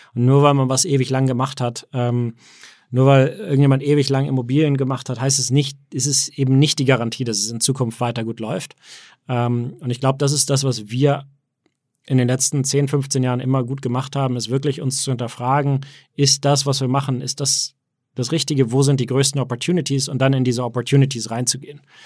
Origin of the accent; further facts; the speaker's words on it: Hamburg, Germany; moved away; also born or lived in Berlin / United States; geboren in Hamburg, aber äh, auch also, viel auch in Berlin und ähm, viel auch in den USA